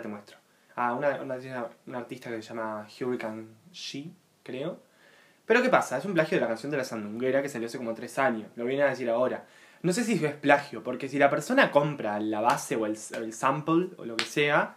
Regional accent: Uruguay; nacimos acá, nacimos

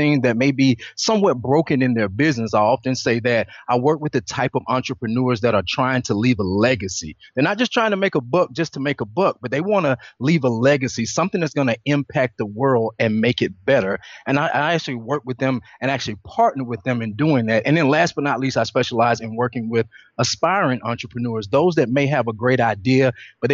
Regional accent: Atlanta, Georgia, United States; I'm originally from Atlanta, Georgia

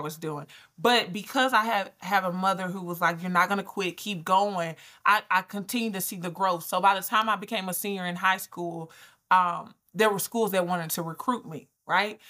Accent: Albany, Georgia, United States; I'm from Albany. So I'm from Georgia

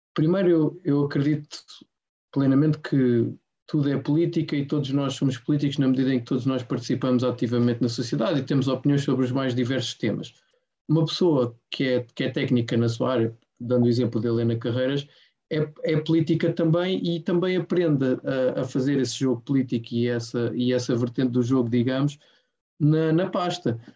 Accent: Portugal; eu, como português

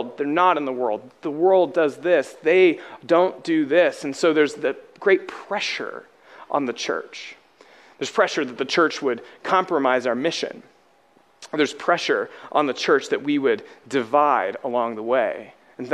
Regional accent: Alabama, United States; I'm from Alabama.

